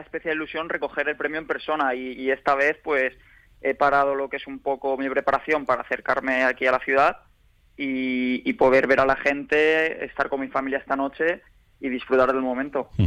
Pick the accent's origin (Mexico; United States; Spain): Spain; Elche, Valencian Community; es la ciudad donde nací y, mi ciudad natal